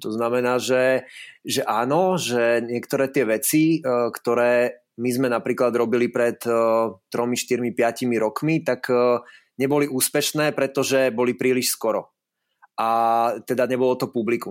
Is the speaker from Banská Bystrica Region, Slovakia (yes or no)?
no; Liptov, Liptovský Mikuláš district, Žilina Region, Slovakia; moved away as an adult; also born or lived in Trnava; now in Prague, Czech Republic; ja pochádzam z malebnej dedinky na Liptove, uh, eh, kde som vyrastal v okrese Liptovský Mikuláš, uh, takže, takže ja som Lipták